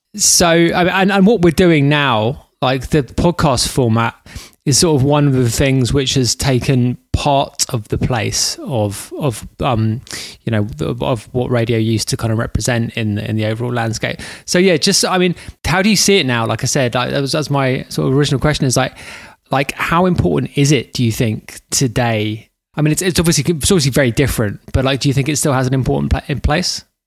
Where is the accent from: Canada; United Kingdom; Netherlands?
United Kingdom; London; I'm from London